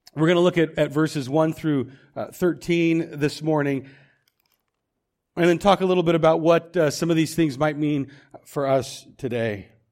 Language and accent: English; Woodland, United States; I grew up in Woodland. I'm from here. I went to school here.